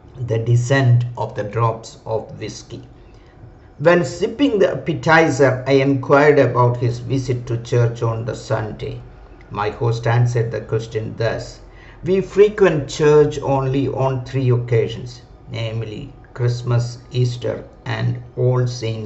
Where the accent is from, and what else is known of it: India